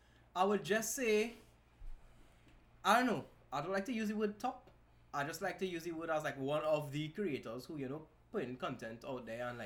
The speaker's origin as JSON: {"language": "English", "country": "Trinidad & Tobago", "accent": "Trini", "said": "I am Trini"}